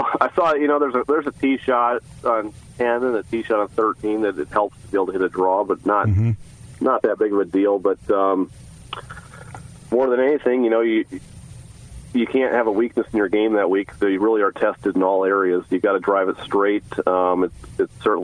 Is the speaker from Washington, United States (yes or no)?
no; Fargo, North Dakota, United States; now in Fort Worth, United States; I'm the fourth player on the PGA Tour from North Dakota